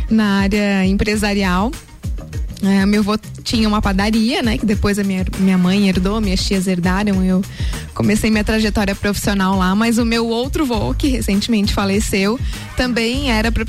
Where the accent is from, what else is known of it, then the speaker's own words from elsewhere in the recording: Lages, Santa Catarina, Brazil; Eu nasci em Laje, uhum. sou lagiana da Gema. Amo essa cidade. Adoro morar em Lages